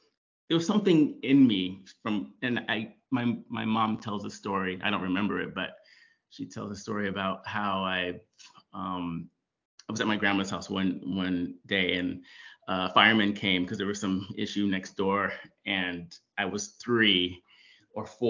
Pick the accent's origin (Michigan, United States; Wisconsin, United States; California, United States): California, United States; Oxnard; born and raised in Oxnard, California